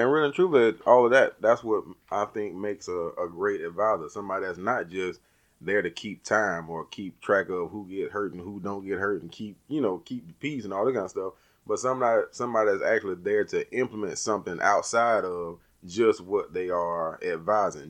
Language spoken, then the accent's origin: English; the South, United States; We're from the South